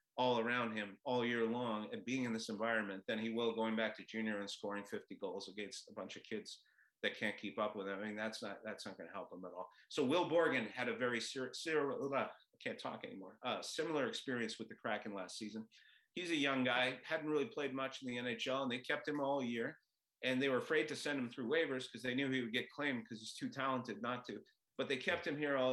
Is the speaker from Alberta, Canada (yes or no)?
no; Montreal, Quebec, Canada; now in Seattle, United States; I grew up in Montreal